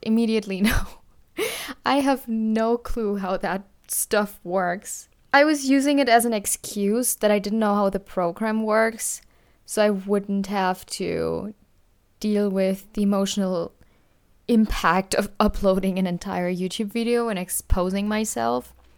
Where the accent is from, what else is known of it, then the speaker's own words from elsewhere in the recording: Germany; I am from Germany